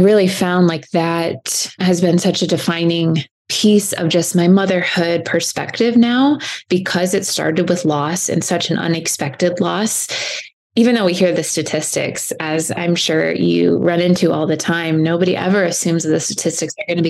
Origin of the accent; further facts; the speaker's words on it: Fort Wayne, Indiana, United States; now in Southern California, United States; I was born and raised in Fort Wayne, Indiana.